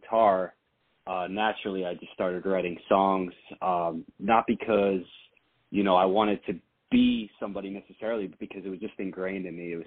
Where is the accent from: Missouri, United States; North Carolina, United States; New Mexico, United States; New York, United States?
New York, United States; moved away as an adult; now in New Jersey, United States; I grew up in New York, but it was right over the border of northern Jersey.